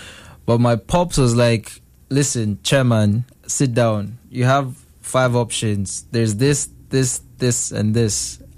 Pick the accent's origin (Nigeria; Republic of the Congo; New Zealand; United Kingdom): Nigeria; also born or lived in Kenya; now in Canada; And I'm from Nigeria.